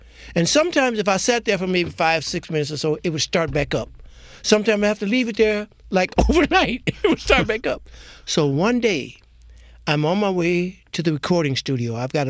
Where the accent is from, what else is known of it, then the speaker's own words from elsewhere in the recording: Detroit, Michigan, United States; I grew up in Detroit, and Detroit is adjacent to Canada